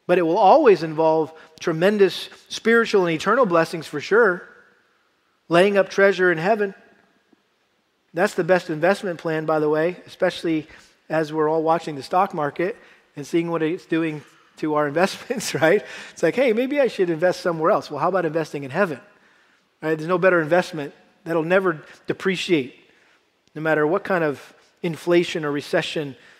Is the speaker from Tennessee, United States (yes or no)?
no; Massachusetts, United States; I had to do a lot of harvesting growing up in Massachusetts with our garden